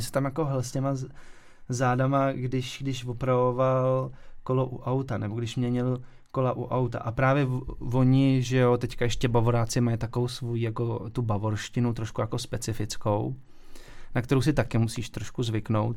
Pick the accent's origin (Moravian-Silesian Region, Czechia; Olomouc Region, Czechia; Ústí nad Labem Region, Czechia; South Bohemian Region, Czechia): Ústí nad Labem Region, Czechia; Ústí nad Labem; moved away; also born or lived in Weiden, Germany; jsem vlastně původem z Ústí, takže je to jako hodně pohraniční